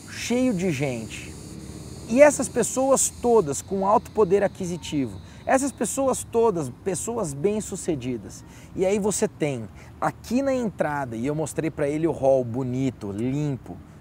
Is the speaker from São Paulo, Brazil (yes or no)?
yes; Guarulhos, São Paulo, Brazil; moved away; eu voltei para o Brasil e na cidade de Guarulhos, de onde eu sou